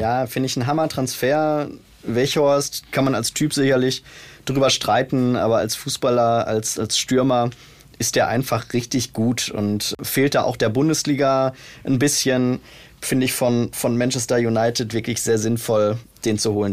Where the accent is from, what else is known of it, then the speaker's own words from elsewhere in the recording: Bielefeld, North Rhine-Westphalia, Germany; Ich bin ja Bielefelder